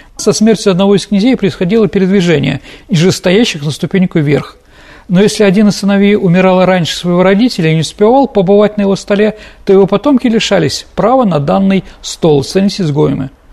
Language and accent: Russian; Saint Petersburg, Russia; как петербуржец, как ученик исторического факультета